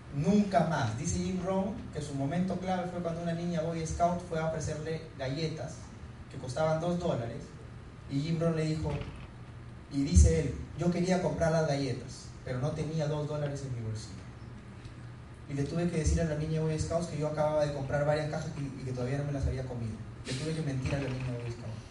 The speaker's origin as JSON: {"language": "Spanish", "town": "Huanchaco", "region": "La Libertad", "country": "Peru", "moved": "yes", "said": "yo soy de Huanchaco, de la playa, me encanta el mar, andar en sandalias"}